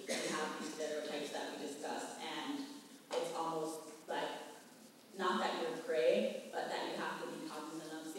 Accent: New York, United States; I'm from America, but where? I'm from New York.

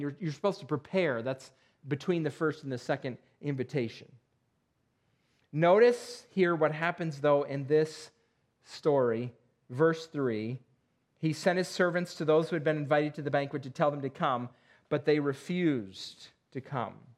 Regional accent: Perry, New York, United States; moved away; I grew up in Perry, New York

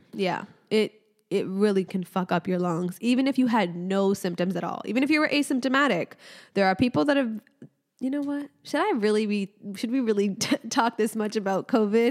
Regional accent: Casablanca, Casablanca-Settat, Morocco; I was born in Casablanca, Morocco

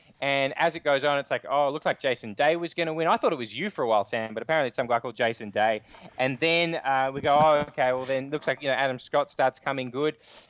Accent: Australia; we're Australian

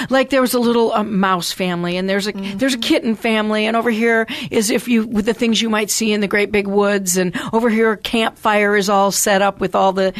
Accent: outside the Detroit area, Michigan, United States; moved away; also born or lived in Harbor Springs, Michigan (family); I'm from Michigan. I'm from outside the Detroit area of all places in the beautiful suburbs. But most importantly, my six generations of family hail from the very tip-top of Michigan, almost to the Upper, almost to the Upper Peninsula, in a beautiful place called Harbor

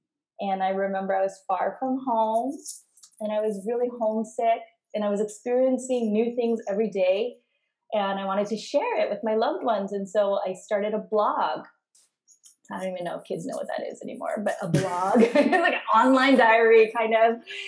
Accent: Monterey, California, United States; born there; Like Yumi, I was born in the United States to immigrant parents. My parents immigrated in the 70s, and my dad was in the U.S. Army. And I was actually born on a base. I was born in Monterey, California in 1980.

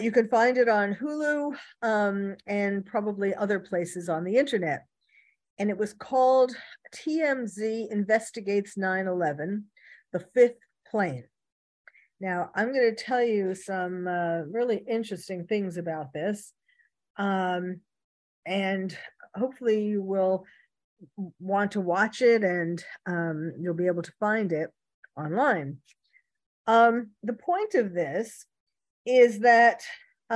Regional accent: New York City, New York, United States; now in California, United States; I was originally born and bred in New York City

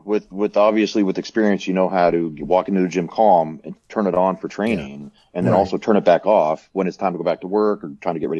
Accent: Colorado, United States; I'm from Colorado.

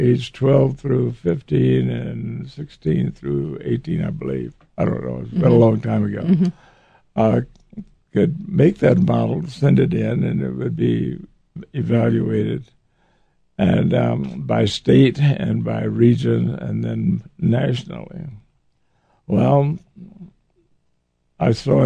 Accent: Waco, Texas, United States; I was born in Waco, Texas, in a black neighborhood. I was raised in that environment

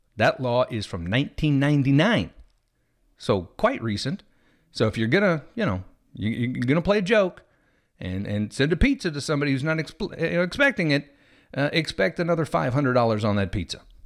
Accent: Missouri, United States; moved away; I'm actually originally from Missouri

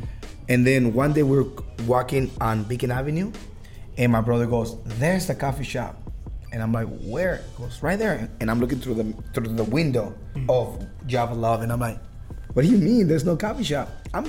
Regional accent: Baja California, Mexico; now in Seattle, United States; we're from Baja, California

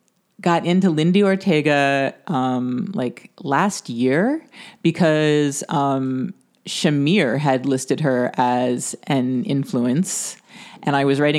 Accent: United States; I'm an American with my awful American pronunciations.

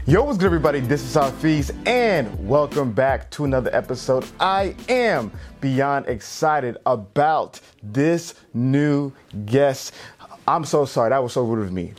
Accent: New York, United States; I was born in New York

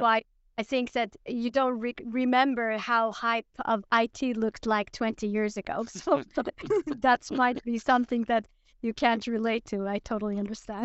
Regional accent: Iran; also born or lived in Linköping, Sweden; now in Sweden; I'm originally from Iran

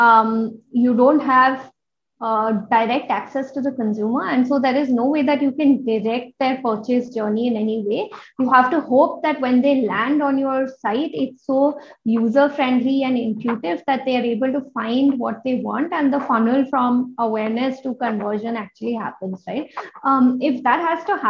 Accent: India; as Indian women

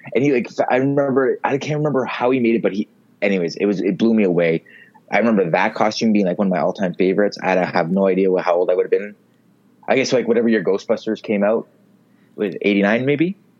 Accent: Mississauga, Ontario, Canada; I grew up in Streetsville, um, in Mississauga

